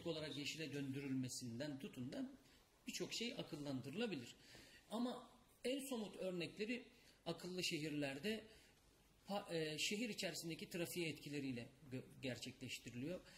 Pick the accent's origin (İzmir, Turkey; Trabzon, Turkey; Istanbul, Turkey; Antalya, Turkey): İzmir, Turkey; moved away; ben İzmirliyim İzmir'e gidip geliyorum devamlı